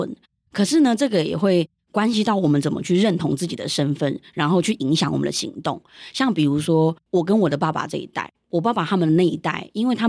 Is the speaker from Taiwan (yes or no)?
yes; Taiwan; first language Yunnanese; 我们来到台湾之后，我们在台湾长大。然后我觉得对于我来说，我也是一部分，我也是台湾人。就是我的人生大概三分之二都在台湾了。